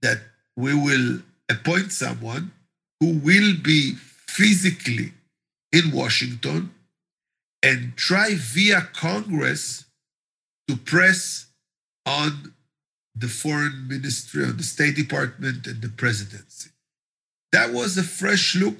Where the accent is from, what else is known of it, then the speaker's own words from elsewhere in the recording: Israel; I'm Israeli